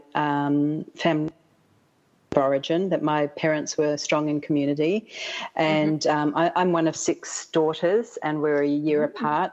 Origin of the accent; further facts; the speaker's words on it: Australia; moved away as an adult; now in Atlanta, United States; I'm from the even further south called Australia